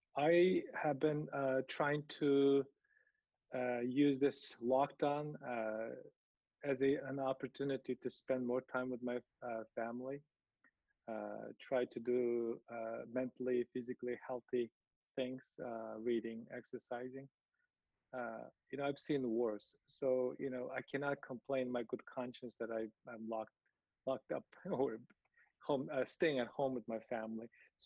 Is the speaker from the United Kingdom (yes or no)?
no; Uyghur society, Xinjiang, China; moved away; As I grew up in the Uyghur society and among the Chinese people during my college years